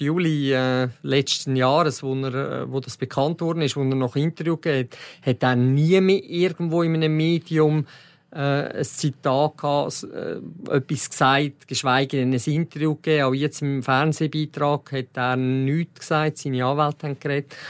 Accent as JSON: {"language": "German", "country": "Switzerland", "said": "als Schweizer"}